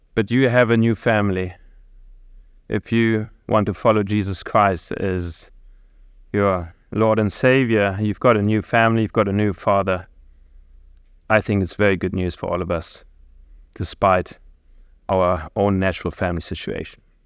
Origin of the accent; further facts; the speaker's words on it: Germany; I'm from Germany, and I can definitely say out of my culture, my context, family is not the core building block anymore within our society.